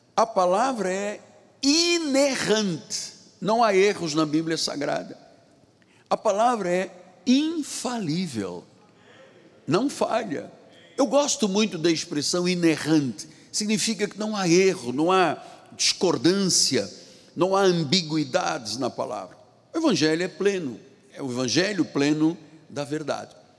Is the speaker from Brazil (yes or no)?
no; Angola; moved away; lá na minha terra em Angola